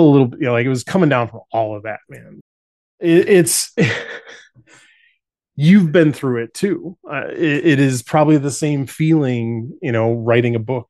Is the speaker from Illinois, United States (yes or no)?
yes; Chicago, Illinois, United States; moved away as an adult